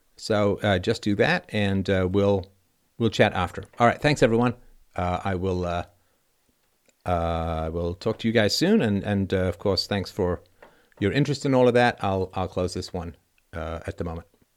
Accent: Athlone, Leinster, Ireland; I am from Athlone smack dab in the middle of Southern

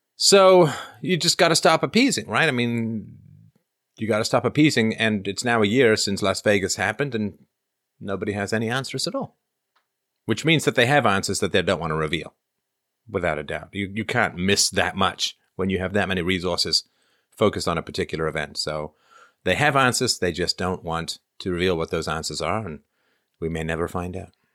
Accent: England, United Kingdom; I grew up in England

